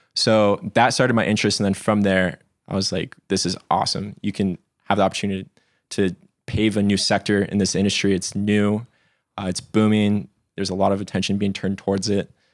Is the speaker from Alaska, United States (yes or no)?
yes; Alaska, United States; moved away as an adult; now in Colorado, United States; I was born and raised in Alaska, and then, uh, kinda made the leap out here in twenty sixteen.